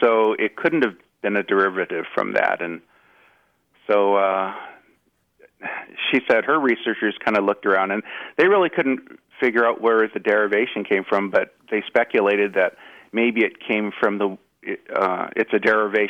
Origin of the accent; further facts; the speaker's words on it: Los Angeles, California, United States; I'm from the Los Angeles area. And I grew up a Dodgers fan and listening to the legendary Vin Scully.